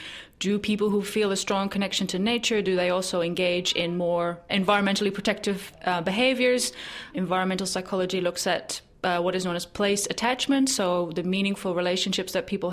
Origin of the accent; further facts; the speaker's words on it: Netherlands; moved away; my home country in the Netherlands